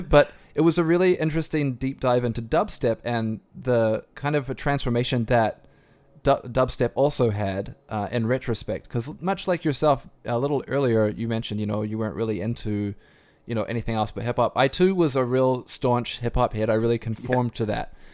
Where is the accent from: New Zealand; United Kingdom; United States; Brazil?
New Zealand; accent: New Zealand twang; moved away; I grew up in New Zealand